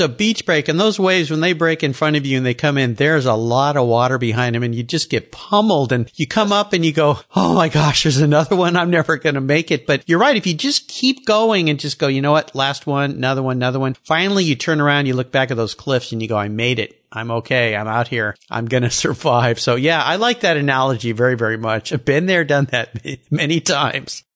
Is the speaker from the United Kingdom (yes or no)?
no; San Diego, California, United States; moved away as an adult; now in Pacific Northwest, United States; growing up in San Diego, you've been there since the 70s. I was there in the 60s all the way through until I moved up here about 23 years ago in the Northwest